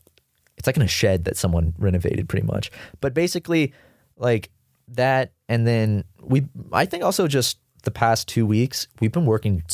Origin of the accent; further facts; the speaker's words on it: Charleston, South Carolina, United States; now in Los Angeles, United States; And I'm from Charleston.